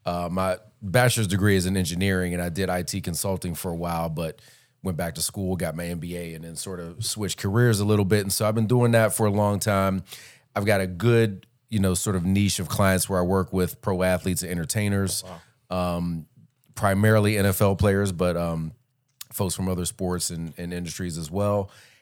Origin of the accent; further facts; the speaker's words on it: Pittsburgh, Pennsylvania, United States; I'm actually originally from Pittsburgh.